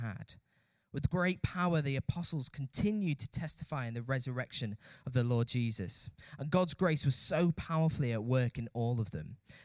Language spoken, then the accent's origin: English; United Kingdom; as British people